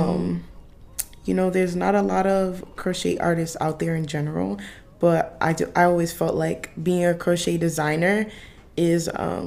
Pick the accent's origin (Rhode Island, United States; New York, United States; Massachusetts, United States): Rhode Island, United States; Providence; I'm from Providence, Rhode Island, but I'm here staying on campus